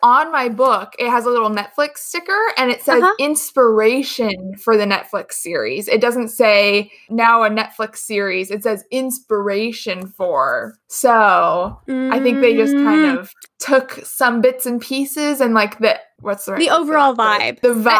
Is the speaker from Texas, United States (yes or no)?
no; California, United States; accent: California